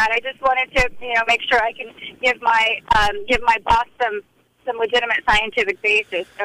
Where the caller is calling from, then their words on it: Fort Bragg, California, United States; from Fort Bragg, Mendocino.